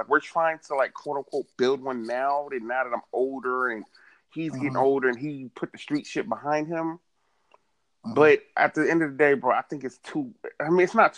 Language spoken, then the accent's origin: English; Boston, Massachusetts, United States; I'm originally from Boston, Massachusetts, right? I was born February 26, 1990